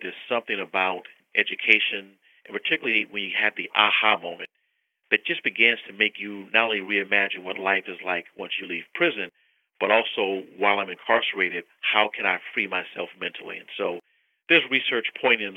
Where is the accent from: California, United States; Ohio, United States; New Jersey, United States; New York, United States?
California, United States; a state like California, my home state